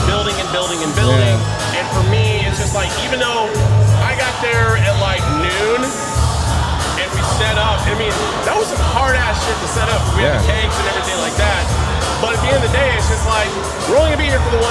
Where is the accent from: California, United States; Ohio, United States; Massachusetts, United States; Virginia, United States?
California, United States; the Bay Area; my hometown, you know, the Bay Area